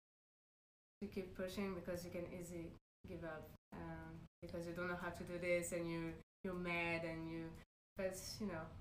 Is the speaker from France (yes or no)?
yes; Paris, Île-de-France, France; I'm from Paris